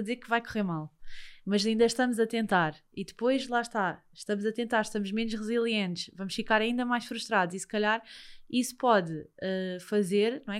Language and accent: Portuguese; Lisbon, Portugal; que eu também já vivi lá perto, que eu também sou dos Olivais